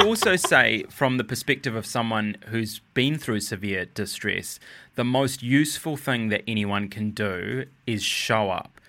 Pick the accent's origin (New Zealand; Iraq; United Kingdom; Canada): New Zealand; I was born in New Zealand